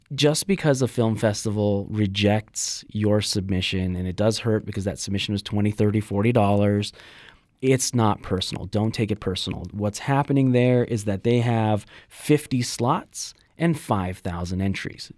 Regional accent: Los Angeles, California, United States; moved away as an adult; now in Las Vegas, United States; I was born in Los Angeles, and, you know, I, I think it was an interesting place to grow up, uh, in elementary school

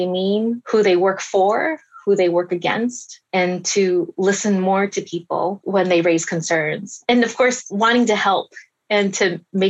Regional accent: Taiwan; born there; And I was born in Taiwan. I was a US citizen, but I said Taiwan because I thought I have to answer honestly.

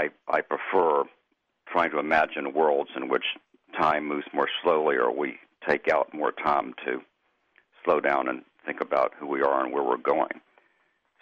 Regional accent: Memphis, Tennessee, United States; I grew up in Memphis, Tennessee

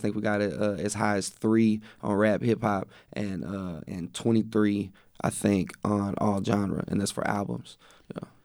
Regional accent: West, Texas, United States; I grew up in West. I went to school in West, which is only, like, fifteen miles from Waco

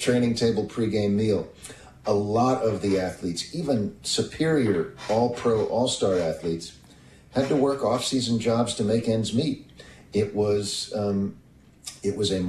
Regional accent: Kansas City, Missouri, United States; growing up in Kansas City

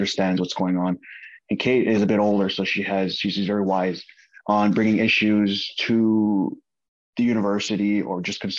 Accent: Kahnawake, Quebec, Canada; I'm a Mohawk from Kahnawake, part of the Haudenosaunee Confederacy

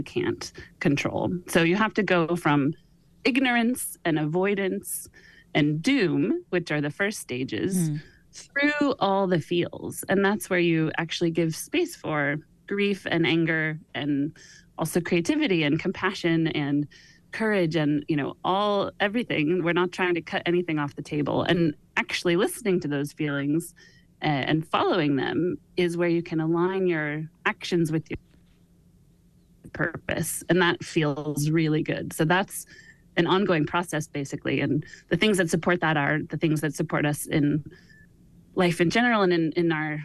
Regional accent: Sonoma, California, United States; my hometown of Sonoma

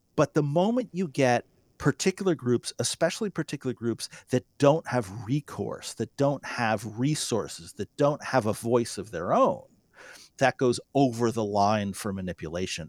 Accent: North Dakota, United States

